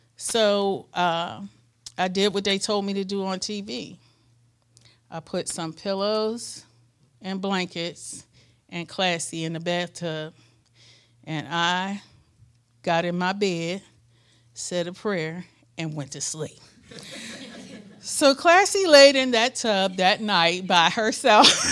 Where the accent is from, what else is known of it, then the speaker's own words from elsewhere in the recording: Pittsburgh, Pennsylvania, United States; moved away as an adult; also born or lived in suburb of Memphis; we're from Pittsburgh, Pittsburgh, Pennsylvania. We know snow.